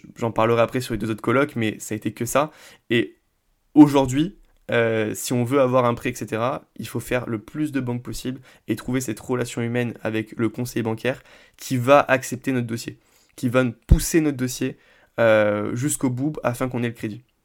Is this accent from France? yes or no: yes; Vendargues, Occitania, France; moi je viens de Vendargue, on est euh, juste à côté de Montpellier